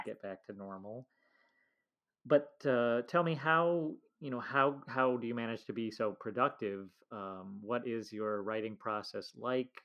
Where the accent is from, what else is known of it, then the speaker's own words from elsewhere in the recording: United States; as an American